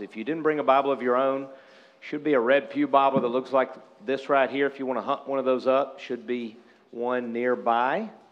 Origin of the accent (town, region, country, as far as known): United States